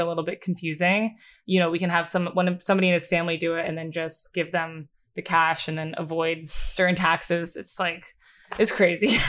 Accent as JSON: {"language": "English", "area": "Bucks County", "region": "Pennsylvania", "country": "United States", "tie": "born or raised there", "moved": "as an adult", "lives_now": "New York, United States", "said": "originally, I grew up in Bucks County, Pennsylvania"}